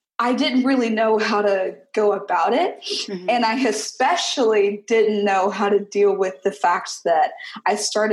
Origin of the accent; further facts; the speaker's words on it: Mobile, Alabama, United States; I hail from Mobile, Alabama. You know, being from Mobile, there is this very distinct and honestly extremely odd Catholic population here